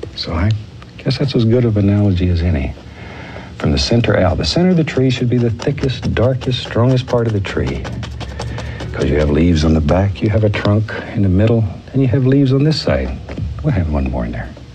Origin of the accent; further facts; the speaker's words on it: Alaska, United States; the mountains that I grew up with in Alaska